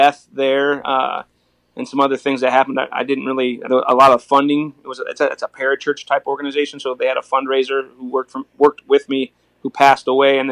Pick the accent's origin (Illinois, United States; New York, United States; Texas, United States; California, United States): Illinois, United States; Joliet; I grew up in Joliet, Illinois.